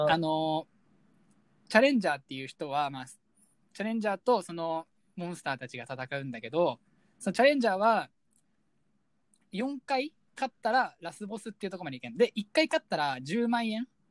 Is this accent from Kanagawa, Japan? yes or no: yes; Kawasaki, Kanagawa, Japan; 川崎市生まれ